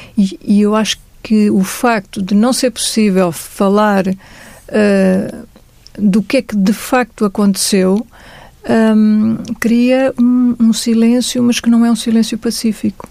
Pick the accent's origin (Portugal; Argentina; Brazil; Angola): Angola; Luanda, Luanda Province; moved away; a minha infância em Angola, e neste caso em Luanda, era feliz